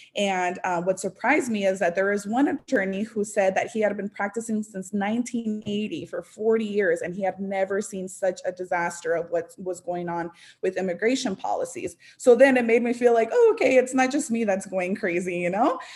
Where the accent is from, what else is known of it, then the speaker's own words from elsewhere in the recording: Las Vegas, Nevada, United States; moved away as an adult; also born or lived in Los Angeles / Orange County; I was raised in Vegas